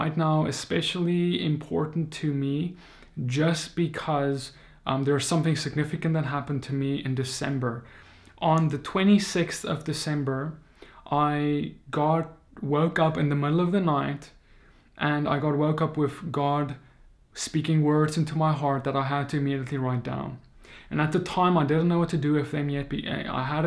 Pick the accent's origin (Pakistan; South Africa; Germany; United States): South Africa; I come from South Africa